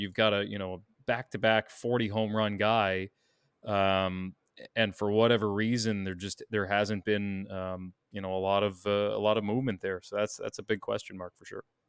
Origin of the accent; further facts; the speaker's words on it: New York, United States; I'm a New Yorker.